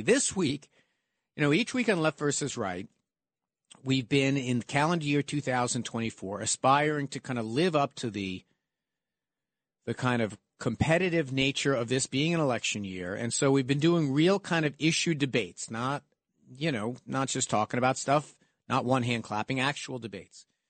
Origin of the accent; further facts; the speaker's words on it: United States; I'm an American